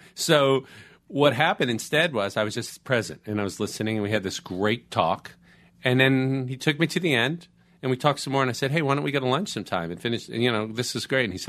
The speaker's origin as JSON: {"language": "English", "region": "Florida", "country": "United States", "tie": "born or raised there", "moved": "yes", "lives_now": "Los Angeles, United States", "said": "I grew up in Florida."}